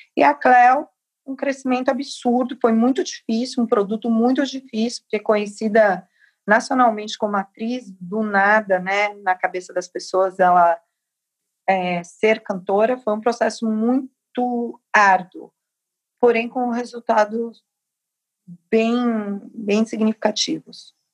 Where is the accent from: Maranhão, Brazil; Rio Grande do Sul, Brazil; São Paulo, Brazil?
São Paulo, Brazil; Capão Redondo, que é a minha quebrada